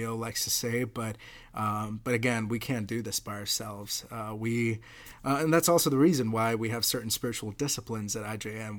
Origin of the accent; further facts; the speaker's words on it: Mumbai, Maharashtra, India; now in United States; I grew up in Mumbai, uh, didn't grow up in a slum.